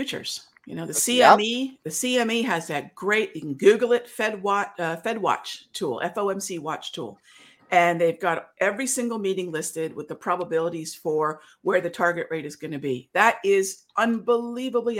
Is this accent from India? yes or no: yes; India; I'm Indian